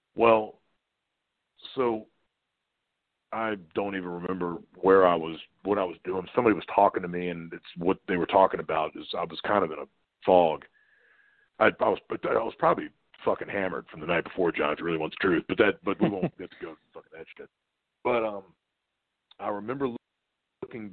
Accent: Virginia Beach, Virginia, United States; being in Norfolk, Virginia Beach, I was in Virginia Beach, Virginia

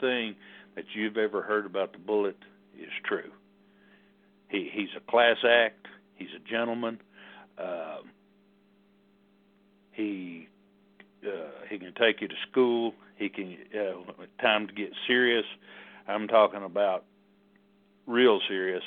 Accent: Knoxville, Tennessee, United States; I'm from Knoxville, Tennessee, born and raised

